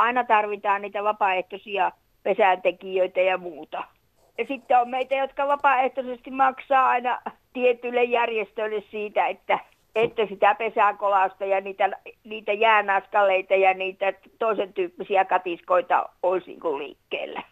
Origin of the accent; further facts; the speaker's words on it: Finland; Täällä asuneena ja kasvaneena